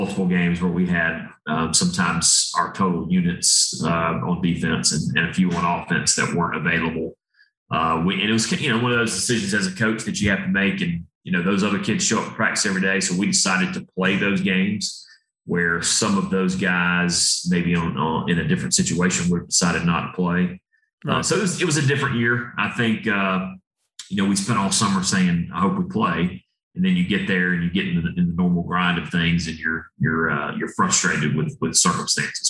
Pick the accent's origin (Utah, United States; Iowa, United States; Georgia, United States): Georgia, United States; Atlanta; also born or lived in Chattanooga, Tennessee; now in Knoxville, United States; We moved to Atlanta when I was young